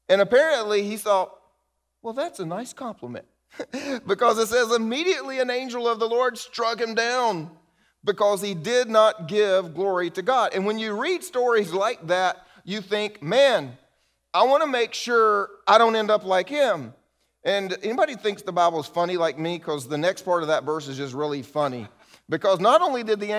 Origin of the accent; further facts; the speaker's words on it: the South, United States; I grew up in the South with old Southerners